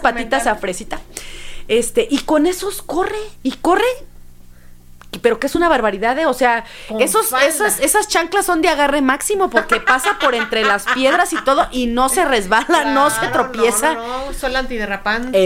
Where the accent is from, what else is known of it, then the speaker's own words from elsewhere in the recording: Mexico; nuestras propias etnias este, que tenemos en México